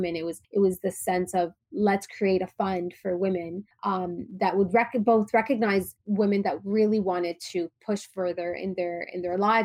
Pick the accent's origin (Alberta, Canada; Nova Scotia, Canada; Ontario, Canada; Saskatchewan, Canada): Ontario, Canada; Toronto; also born or lived in Dubai; I grew up in Toronto, in Canada. And, you know, I'm originally from Palestine. My parents were born in Gaza. They grew up in Egypt. I was born in Dubai, moved to Canada when I was very young